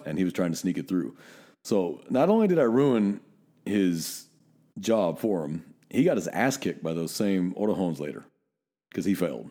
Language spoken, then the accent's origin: English; Northern California, United States; now in Texas, United States; I'm still too Northern California